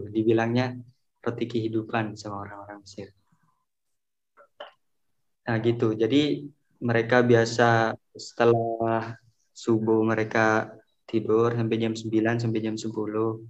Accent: Indonesia; now in Egypt; Tapi intinya pas kita kan orang Indo kan biasa sarapan pagi gitu kan ya.

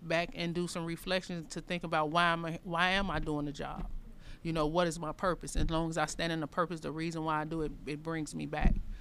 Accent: Chicago, Illinois, United States; I was born and raised here in the North Lawndale area. I'm a fourth generation. I've been here all my life

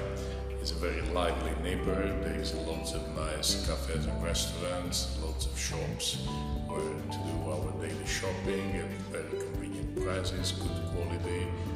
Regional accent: Italy; moved away as an adult; now in Albania; I'm from Italy.

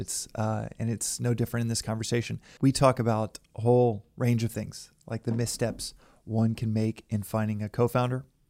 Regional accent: Texas, United States; moved away; back home where I grew up in Texas

